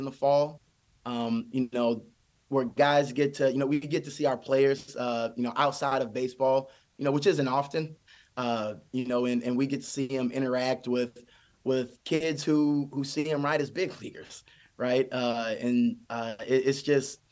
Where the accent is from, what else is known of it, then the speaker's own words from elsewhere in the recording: Michigan, United States; growing up in Michigan